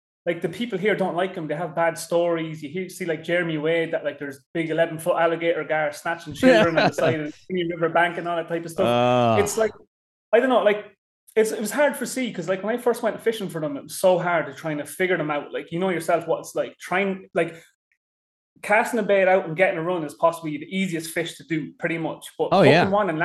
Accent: Kildare, Leinster, Ireland; moved away as an adult; also born or lived in England / Ontario, Canada; now in Texas, United States; I grew up in Kildare in Ireland

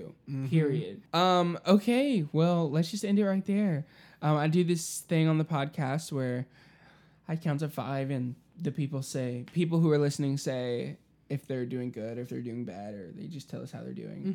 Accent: the South, United States; Growing up in the South

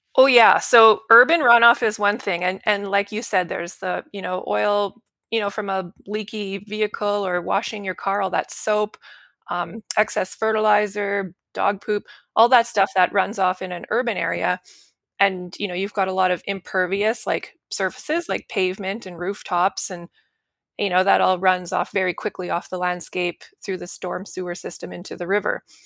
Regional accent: Saskatchewan, Canada; moved away as an adult; now in Calgary, Canada; I grew up in Saskatchewan, which is in the prairies in Al-, in Canada. and I ended up in Alberta for university and work

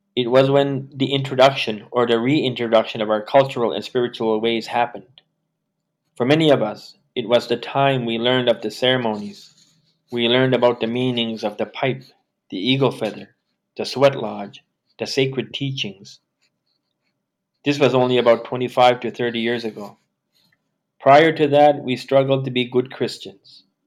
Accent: Canada; Growing up being Indian came with its own stigma

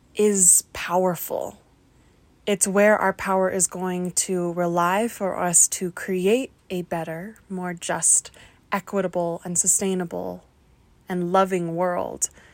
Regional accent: the Welsh Valleys, Wales, United Kingdom; I am a queer person who grew up in the valleys

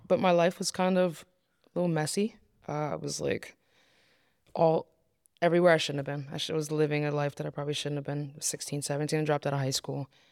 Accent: Poughkeepsie, New York, United States; growing up in Poughkeepsie, it's very small here

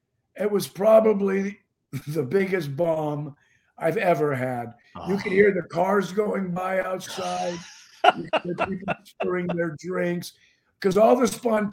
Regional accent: Los Angeles, California, United States; I'm from

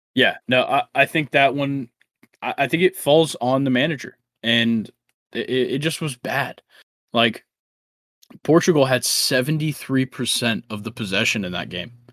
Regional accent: United States; growing up in the United States

